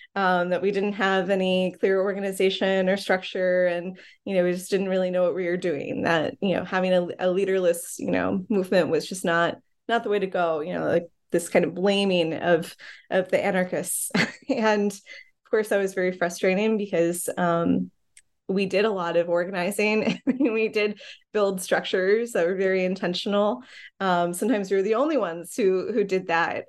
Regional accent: Ohio, United States; also born or lived in Chicago; now in Brooklyn, New York, United States; I grew up in the Midwest, um, mostly in Ohio

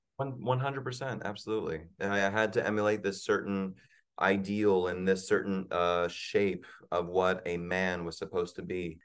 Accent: Virginia, United States; moved away; I grew up in Virginia

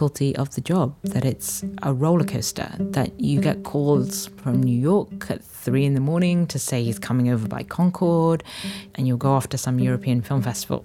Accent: United Kingdom; I was born in the UK and I grew up to Chinese parents about an hour outside of London, so I'm British-born Chinese.

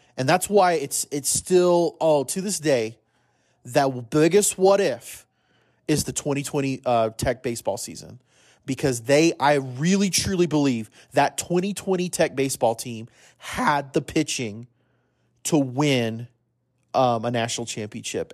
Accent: El Paso, Texas, United States; I grew up in El Paso

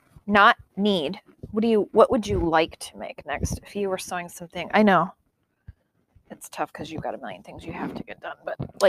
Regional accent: United States; I'm American.

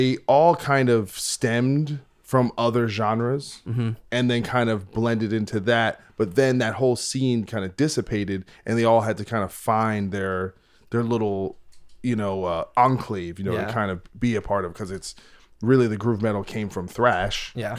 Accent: East Coast, United States; so I'm from the East Coast

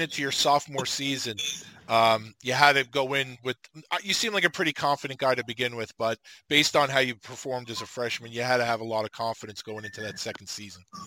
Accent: New York, United States; I'm from New York

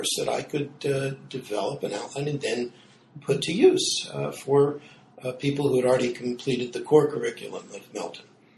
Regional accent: Oklahoma City, Oklahoma, United States; I grew up in Oklahoma. I was born in Oklahoma City and grew up in a conservative synagogue there

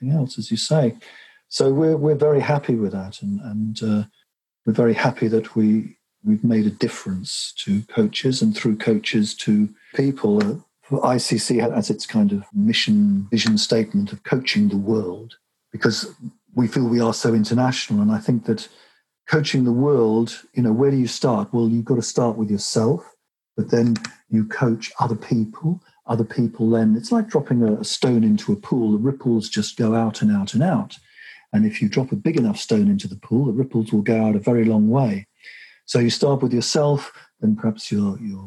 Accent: England, United Kingdom; I'm English

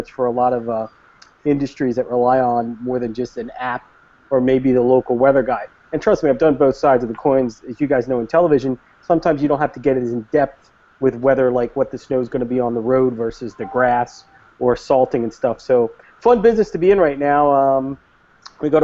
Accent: Philadelphia area, New Jersey, United States; also born or lived in Brooklyn, New York; now in New York, United States; even though I was born in Brooklyn, I spent most of my life growing up in the Philadelphia area, over in South Jersey.

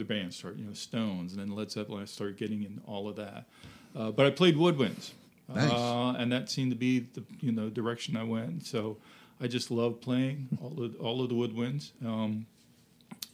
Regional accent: Fairfax County, Northern Virginia, United States; moved away as an adult; now in Winchester, United States; I grew up in Northern Virginia

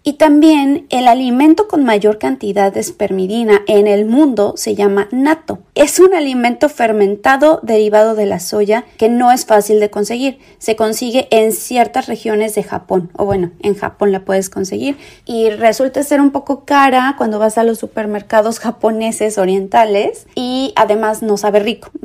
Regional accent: Querétaro, Mexico; also born or lived in Tepeji del Río; Yo soy de Querétaro. Bueno, ya nací, allá viví muchos años de mi vida.

